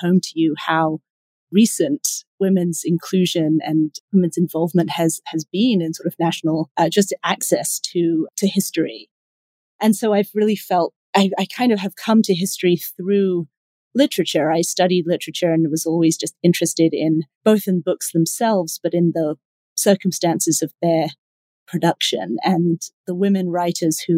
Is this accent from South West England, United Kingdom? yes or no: no; London, United Kingdom; also born or lived in Cambridge; now in New York, United States; I'm not a native New Yorker. I was raised in London